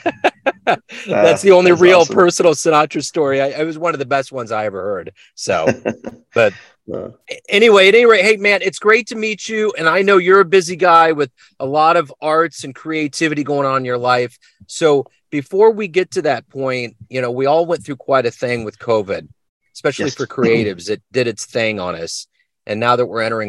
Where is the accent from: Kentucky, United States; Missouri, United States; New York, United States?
Missouri, United States; Kansas City; Kansas City, Missouri, right in the middle of the map.